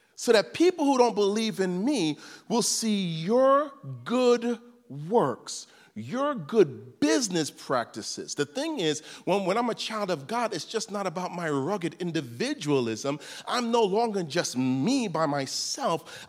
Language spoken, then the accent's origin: English; New York City, New York, United States; I was raised in Crown Heights, Brooklyn